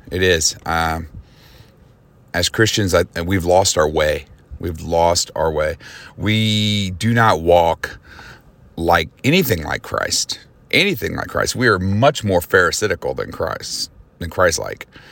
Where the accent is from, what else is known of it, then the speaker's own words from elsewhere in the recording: United States; as an American